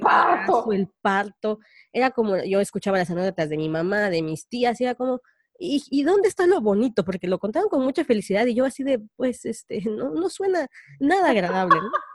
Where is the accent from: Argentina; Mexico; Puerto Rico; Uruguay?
Mexico; los mexicanos podemos salir adelante